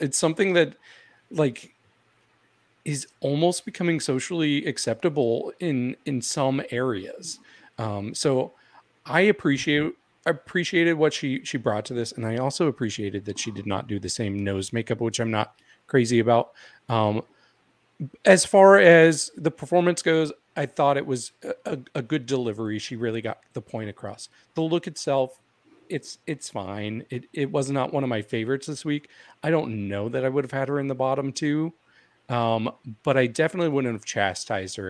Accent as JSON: {"language": "English", "region": "Missouri", "country": "United States", "said": "I am from Missouri"}